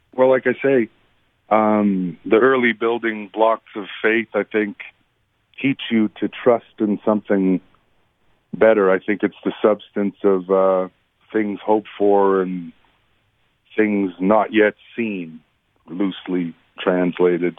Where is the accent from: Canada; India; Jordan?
Canada; Peguis, Manitoba; when my dad and I would be tasked with singing at wake services and funerals growing up in Peguis.